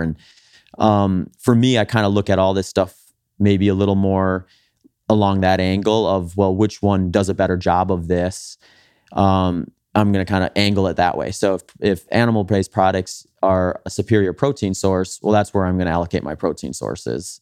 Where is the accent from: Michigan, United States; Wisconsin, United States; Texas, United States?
Wisconsin, United States; I grew up in Wisconsin